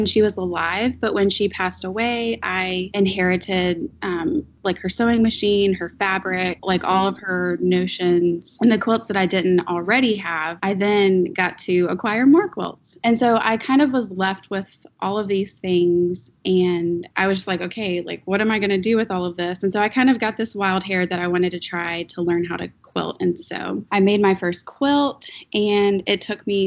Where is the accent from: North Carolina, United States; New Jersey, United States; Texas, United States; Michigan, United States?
North Carolina, United States; Raleigh; I am from Raleigh, North Carolina